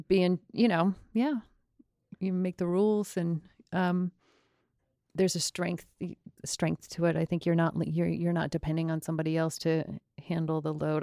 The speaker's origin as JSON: {"language": "English", "town": "Longmeadow", "region": "Massachusetts", "country": "United States", "tie": "born or raised there", "said": "I'm from Long Meadow, Massachusetts"}